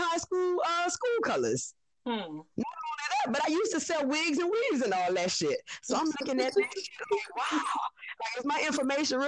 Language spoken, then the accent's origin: English; New Orleans, Louisiana, United States; I'm from New Orleans, Louisiana